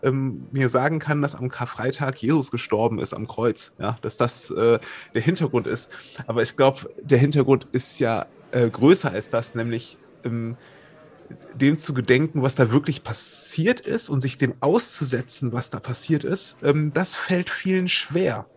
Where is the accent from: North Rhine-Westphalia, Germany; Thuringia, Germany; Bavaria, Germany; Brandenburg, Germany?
North Rhine-Westphalia, Germany; Wuppertal; ich komme aus Wuppertal